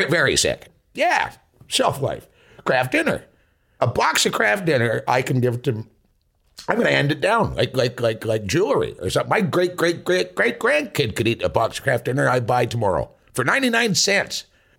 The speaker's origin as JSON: {"language": "English", "town": "Tisdale", "region": "Saskatchewan", "country": "Canada", "said": "I'm from Tisdale, Saskatchewan in Canada."}